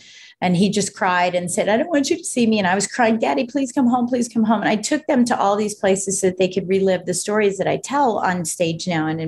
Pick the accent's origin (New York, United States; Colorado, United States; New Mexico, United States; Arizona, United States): Colorado, United States; born there; So I was born in Colorado. My dad's from Colorado. My mom's from Michigan.